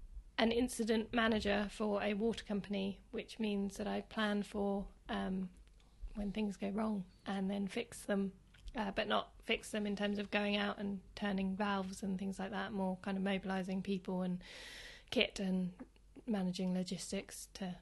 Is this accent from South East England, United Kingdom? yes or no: yes; Sevenoaks, South East England, United Kingdom; born there; also born or lived in Hove / United States; I was born in Kent, in a place called Sevenoaks, and then I lived in Hove for a while, lived in America for about 6 years, and then ended up back in Worthing.